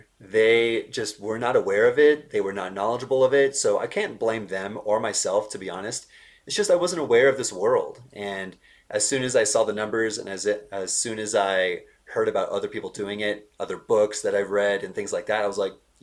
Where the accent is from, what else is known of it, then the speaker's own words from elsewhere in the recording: San Diego, California, United States; moved away as an adult; also born or lived in Bay Area; now in Denver, United States; I'm from San Diego, California. I was born and raised there